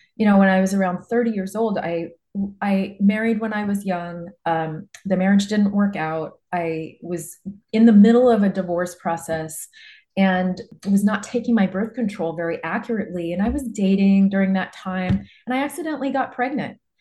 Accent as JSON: {"language": "English", "region": "Nebraska", "country": "United States", "tie": "born or raised there", "said": "I grew up in Nebraska, a small town in Nebraska"}